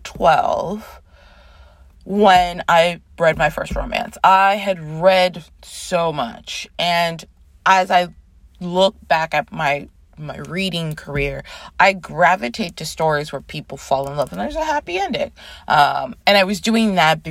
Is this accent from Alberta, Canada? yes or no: no; Toronto, Ontario, Canada; moved away as an adult; now in New York City, United States; I was born in New York City, grew up in Toronto, Canada. I moved back to New York in 2010